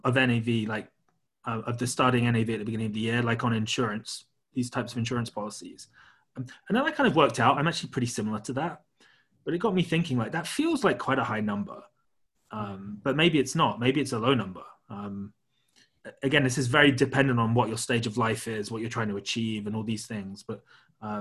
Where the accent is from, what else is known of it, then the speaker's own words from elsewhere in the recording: United Kingdom; I'm also British